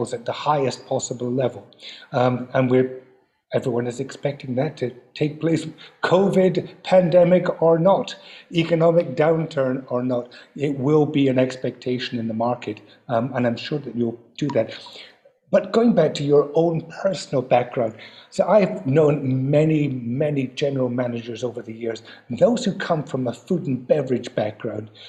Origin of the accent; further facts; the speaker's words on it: Scotland, United Kingdom; being a Scotsman